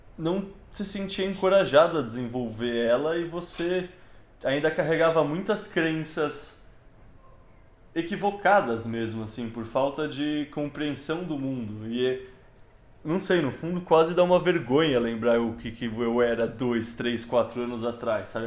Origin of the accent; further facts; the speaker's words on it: São Paulo, Brazil; eu sou de São Paulo e quando eu era moleque tinha aquelas campanhas de frases de outdoor